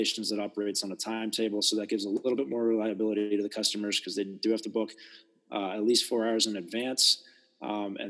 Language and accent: English; East Coast, United States; also born or lived in Southern California / Northern California; now in South Dakota, United States; I grew up on the East Coast in relatively larger cities